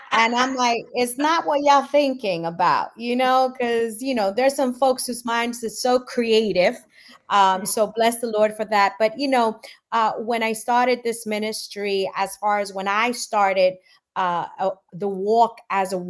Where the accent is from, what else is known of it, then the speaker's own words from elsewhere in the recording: New York, United States; accent: New York; also born or lived in Guatemala; I'm 100% Guatemalan. I was born in Guatemala, came here at the age of 3, and I'm in New York